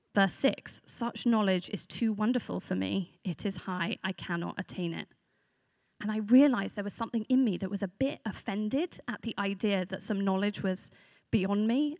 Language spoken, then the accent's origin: English; London, United Kingdom; I am a Londoner, but I'm from north of the river